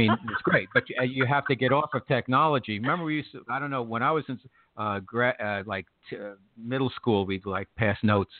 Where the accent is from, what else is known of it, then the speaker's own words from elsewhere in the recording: New York City, New York, United States; as a New Yorker